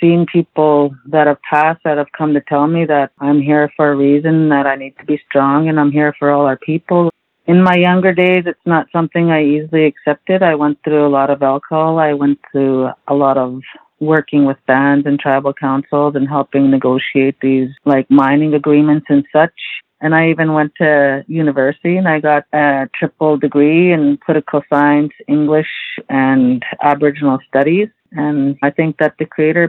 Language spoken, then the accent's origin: English; Canim Lake Band, near 100 Mile House, Secwepemc Nation, British Columbia, Canada; I am from the Kenem Lake Band. It's just outside of 100 Mile within the Sequem Nation.